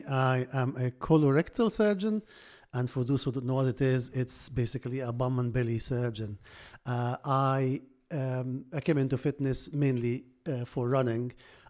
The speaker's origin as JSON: {"language": "English", "country": "Egypt", "second_language": "English", "moved": "yes", "lives_now": "United Kingdom", "said": "So I came from Egypt. I came to Britain in 2000s, so good 22 years now, and you can imagine to find a work to do at the doctor, the cultural difference, the language differences, all this you have to go through."}